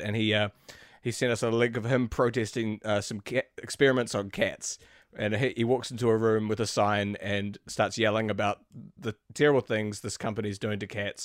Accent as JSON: {"language": "English", "country": "New Zealand", "said": "where I'm from New Zealand"}